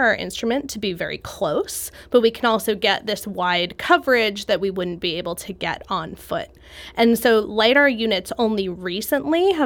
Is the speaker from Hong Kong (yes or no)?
no; Jersey Shore, New Jersey, United States; I grew up on the Jersey Shore